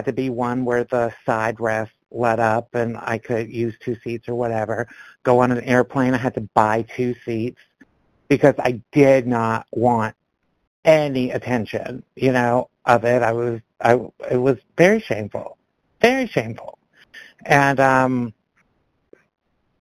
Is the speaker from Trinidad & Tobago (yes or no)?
no; Canada; now in Georgia, United States; I'm in Georgia now, but I grew up in Canada